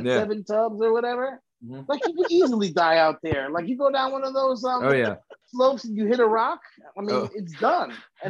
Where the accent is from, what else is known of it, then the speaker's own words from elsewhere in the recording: New Jersey, United States; Action Park growing up in New Jersey.